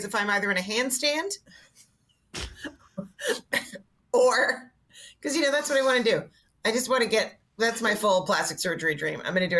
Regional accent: Montreal, Quebec, Canada

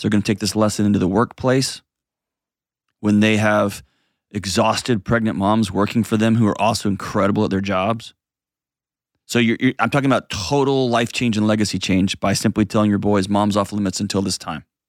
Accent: Houston, Texas, United States; moved away; my hometown in H-Tonga

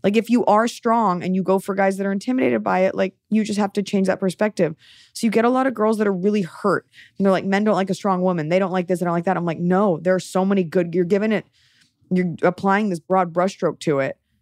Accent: Dallas, Texas, United States; I'm from Dallas, where, like, everything's a corporate restaurant

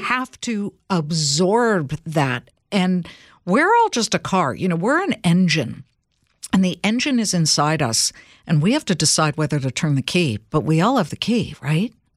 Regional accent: California, United States; I'm from California

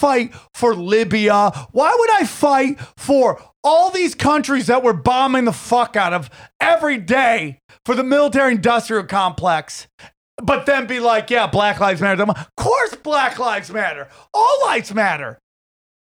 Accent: upstate New York, United States; I was part of one of the greatest breakdancing crews from upstate New York

